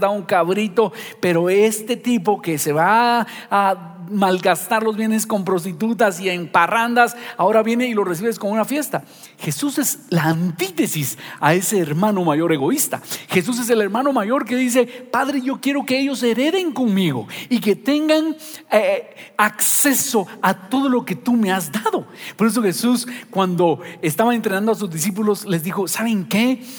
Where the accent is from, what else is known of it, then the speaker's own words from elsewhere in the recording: Guatemala; nosotros los guatemaltecos